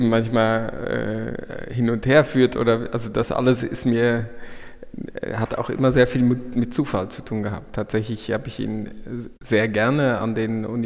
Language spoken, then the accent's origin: German; Luxembourg; dann hat mich, äh, mich und meine Familie uns zurück nach Luxemburg in mein, mein Heimatland geführt und jetzt arbeite ich hier an einer großen Klinik